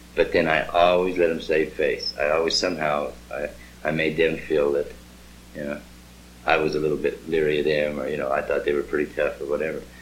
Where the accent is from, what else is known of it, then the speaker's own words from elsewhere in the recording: Pocatello, Idaho, United States; my hometown of Pocatello